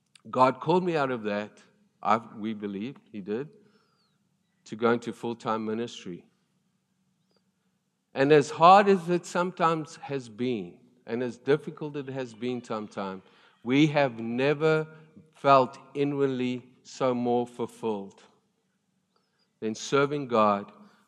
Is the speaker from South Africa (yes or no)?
yes; South Africa; I came from South Africa. Rugby is a big deal, and I love rugby.